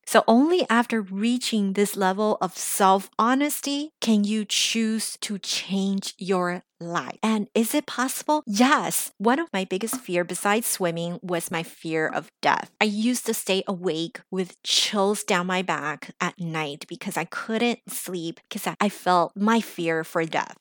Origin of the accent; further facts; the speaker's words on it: United States; English is a second language; now in Los Angeles, United States; I grew up in America, because I'm still the daughter of an immigrant, because English is still my second language